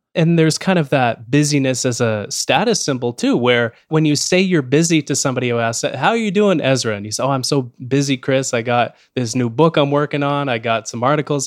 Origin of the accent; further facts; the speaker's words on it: Canada; as a Canadian